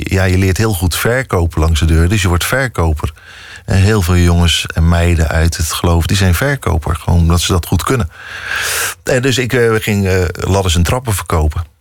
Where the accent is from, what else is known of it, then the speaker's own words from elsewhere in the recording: Dordrecht, South Holland, Netherlands; moved away as an adult; also born or lived in Rotterdam; Ik ben in Dordrecht opgegroeid